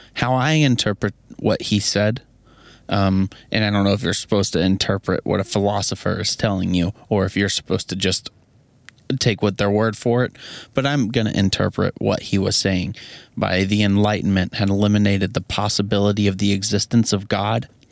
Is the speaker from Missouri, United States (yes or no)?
yes; Missouri, United States; I'm from Missouri